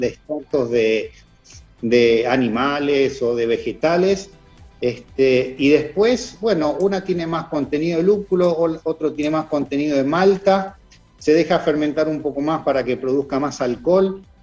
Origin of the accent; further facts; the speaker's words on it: Rosario, Santa Fe, Argentina; moved away as an adult; now in England; yo soy rosarino